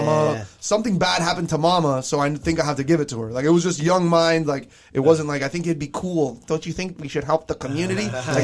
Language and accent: English; Doral, Florida, United States; also born or lived in South Miami; It was just crazy for me because I was coming from Doral. And obviously my parents get divorced. And then I end up South Miami, different home. We moved. And I just go to a brand new school, Sunset Elementary.